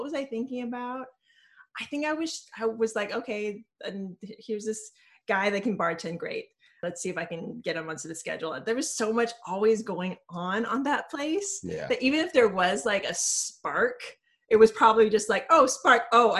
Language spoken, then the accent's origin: English; Hawaii, United States; also born or lived in New York; now in San Francisco, United States; I'm originally from Hawaii.